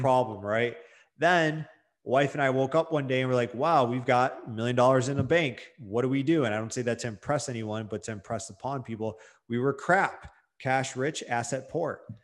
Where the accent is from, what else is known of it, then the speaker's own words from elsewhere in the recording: Detroit, Michigan, United States; I'm from Detroit, Michigan